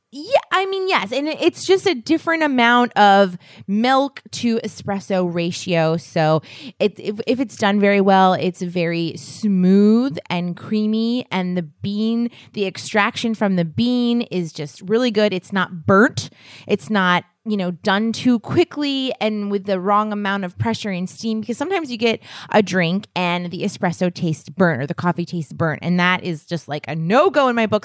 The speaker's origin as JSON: {"language": "English", "region": "New England", "country": "United States", "said": "we're from New England"}